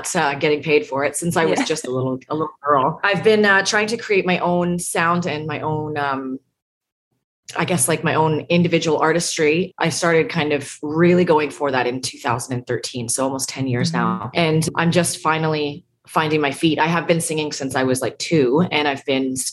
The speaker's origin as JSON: {"language": "English", "country": "Canada", "moved": "as an adult", "lives_now": "Nashville, United States", "said": "I'm a Canadian citizen here"}